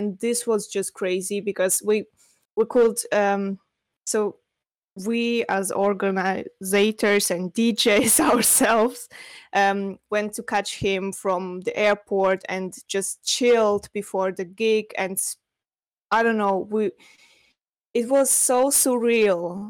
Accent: Russia; English is a second language; now in Switzerland; So I'm living in Switzerland, but originally I'm from Russia.

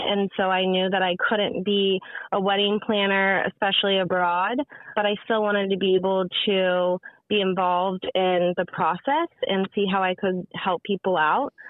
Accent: Richmond, Virginia, United States; moved away as an adult; also born or lived in Columbia, South Carolina; now in Charleston, United States; I grew up in Richmond, Virginia

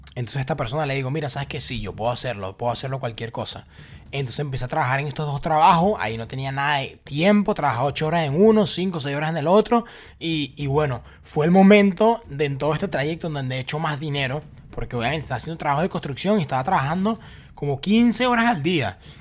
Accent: Venezuela; moved away as an adult; yo vengo de Venezuela

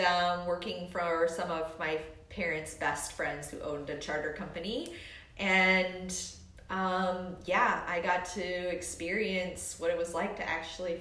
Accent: Homer, Alaska, United States; moved away; I grew up in Homer, Alaska

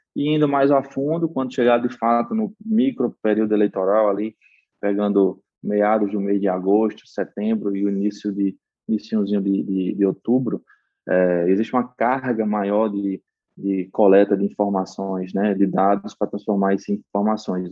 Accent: Paraíba, Brazil; accent: Northeastern drawl (sotaque arrastado do Nordeste); minha graduação era em administração de empresas pela Universidade Federal da Paraíba, de onde eu sou natural

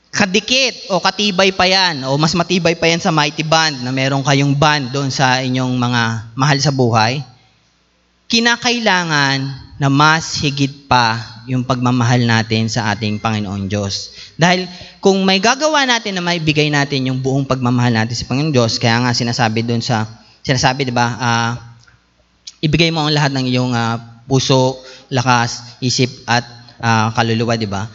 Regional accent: Philippines; tayo bilang Pilipino

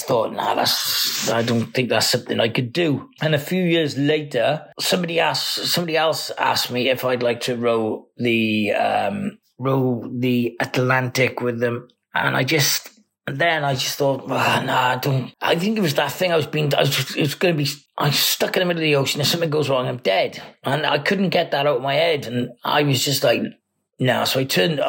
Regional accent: Cardiff, Wales, United Kingdom; I'm from Cardiff in Wales.

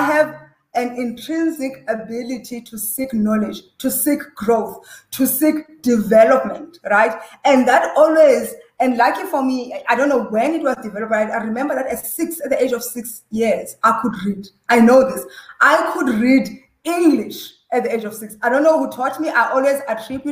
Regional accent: Butterworth, Eastern Cape, South Africa; we were growing up in Butterworth, in the Transkei and in the villages, boarding school

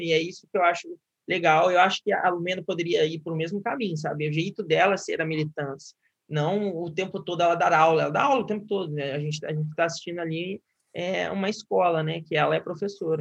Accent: Guaratinguetá, São Paulo, Brazil; moved away as an adult; now in Rio de Janeiro, Brazil; eu sou do interior de São Paulo, né? Acho que eu não comentei isso, sou de Guaratinguetá

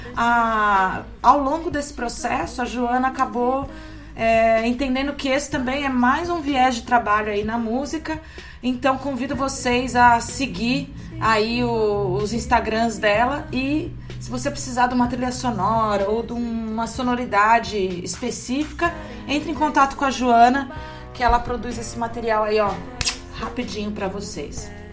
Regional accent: São Carlos, São Paulo, Brazil; now in Santos, Brazil; lá em São Carlos, no interior de São Paulo, minha cidade natal.

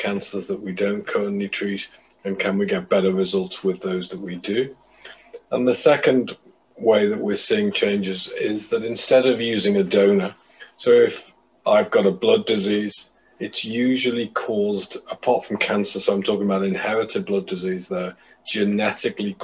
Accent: Liverpool, North West England, United Kingdom; moved away as an adult; also born or lived in Cambridge / London; now in Manchester, United Kingdom; I was brought up in Liverpool.

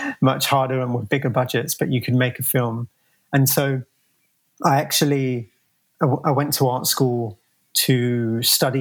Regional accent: Croydon, London, United Kingdom; moved away as an adult; now in San Francisco, United States; I grew up in South London. I think it's slightly debatable if I can call it London or not. The city is called Croydon.

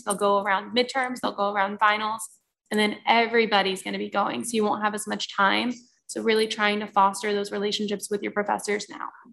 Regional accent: Florida, United States; moved away as an adult; now in Albany, United States; I'm from Florida

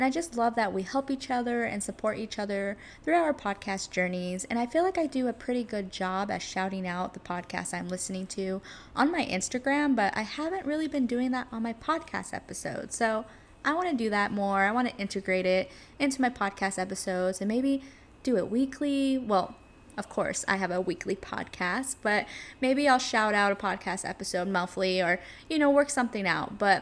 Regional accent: California, United States; moved away as an adult; now in New York City, United States; I am from California and I moved to New York City about 5-ish years ago

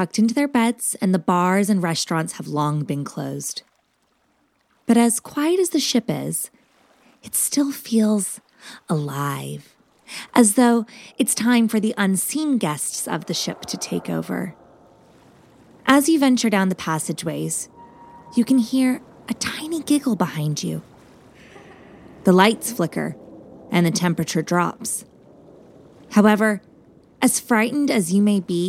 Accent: Southampton, South East England, United Kingdom; now in London, United Kingdom; I'm originally from Southampton, England, you know, where the Titanic sailed from.

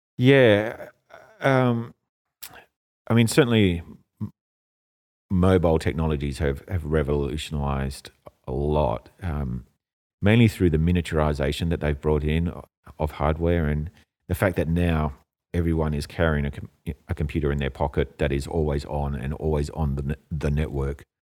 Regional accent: Australia; moved away as an adult; also born or lived in Europe; now in Hong Kong; I grew up in Australia, it's closer to home

